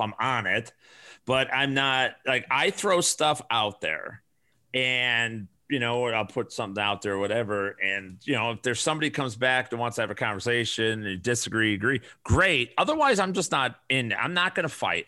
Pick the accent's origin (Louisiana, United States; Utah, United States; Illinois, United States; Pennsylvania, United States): Illinois, United States; Chicago; moved away as an adult; now in Arizona, United States; I grew up on the south side of Chicago.